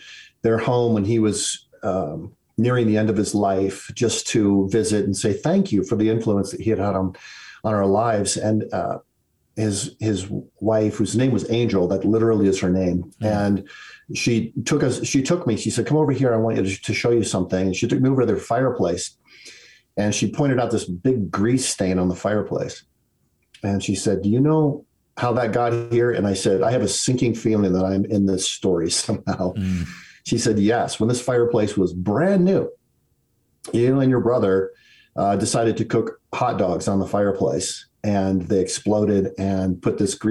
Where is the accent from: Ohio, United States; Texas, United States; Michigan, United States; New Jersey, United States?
Michigan, United States; Detroit; I was born in Detroit, Michigan. That was an odd place. And when I was a small child, the city dissolved into riots.